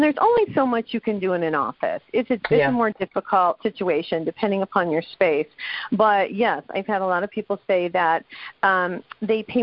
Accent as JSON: {"language": "English", "region": "New Mexico", "country": "United States", "said": "I'm from New Mexico"}